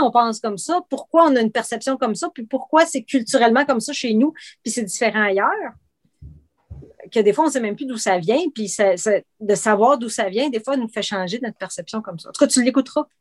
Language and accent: French; Outaouais, Quebec, Canada; also born or lived in Trois-Rivières; je suis originaire de Trois-Rivières, mais j'ai grandi à, en Outaouais